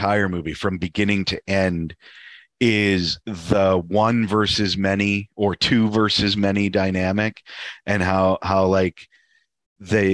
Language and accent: English; United States; as an American